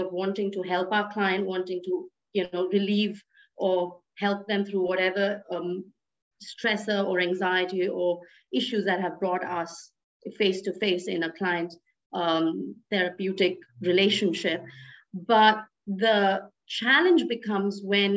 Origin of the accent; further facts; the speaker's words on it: India; my origin is India, I'm Indian